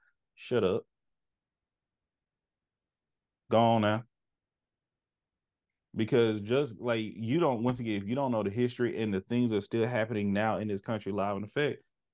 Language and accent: English; United States; born or raised there